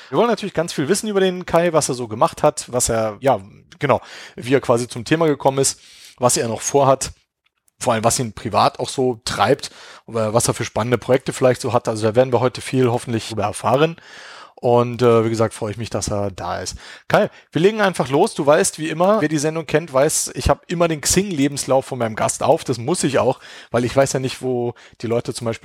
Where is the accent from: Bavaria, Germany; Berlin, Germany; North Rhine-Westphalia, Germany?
Berlin, Germany; Also ich kann mich auf jeden Fall auch dran erinnern, Phobis, also ich komme ja aus Berlin und da gibt's, da gab's halt Phobis und Escom.